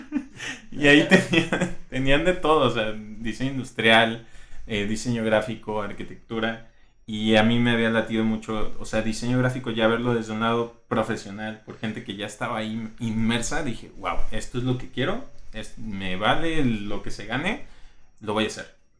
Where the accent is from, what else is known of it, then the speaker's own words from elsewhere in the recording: Colima, Mexico; todos somos de Colima